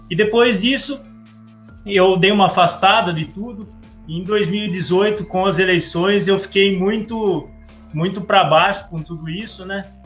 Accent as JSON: {"language": "Portuguese", "town": "Pedreira", "region": "São Paulo", "country": "Brazil", "tie": "born or raised there", "also_born_or_lived": "Campinas", "said": "Eu nasci em Campinas e morei a vida toda em, Pedreira."}